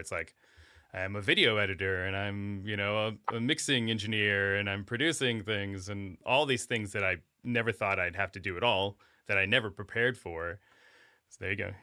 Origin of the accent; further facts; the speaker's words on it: Alaska, United States; moved away; I grew up in Alaska